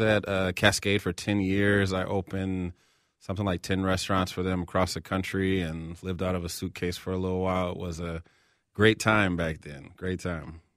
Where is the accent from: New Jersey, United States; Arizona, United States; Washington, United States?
Washington, United States; Seattle; now in Minneapolis, United States; I grew up in Seattle. I live here in Minneapolis.